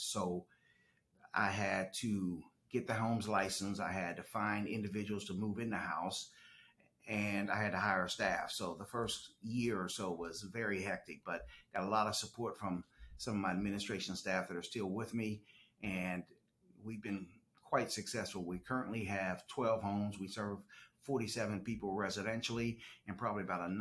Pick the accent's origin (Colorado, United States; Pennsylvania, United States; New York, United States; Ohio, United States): Pennsylvania, United States; Pittsburgh; moved away as an adult; also born or lived in Chicago, Illinois; now in Moncks Corner, United States; I was born and raised in right outside Pittsburgh, Pennsylvania, Western Pennsylvania